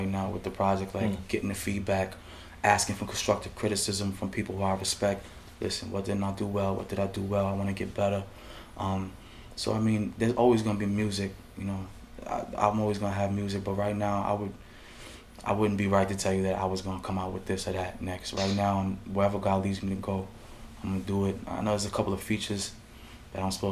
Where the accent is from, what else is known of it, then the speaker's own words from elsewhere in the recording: Yonkers, New York, United States; moved away; I'm from Yonkers, man. So Yonkers pride is deep